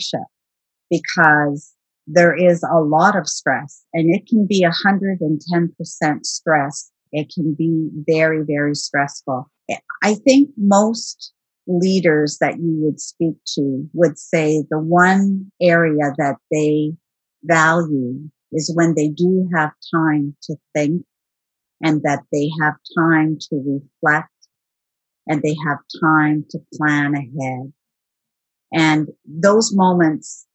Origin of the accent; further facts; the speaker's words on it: Timmins, Ontario, Canada; moved away as an adult; also born or lived in Arctic / Northern Quebec / Northern British Columbia / Vancouver; now in Ottawa, Canada; I'm actually from Northern Ontario, a community many people will be familiar with, Timmins. And so I lived in Timmins for the majority of my young adult life as well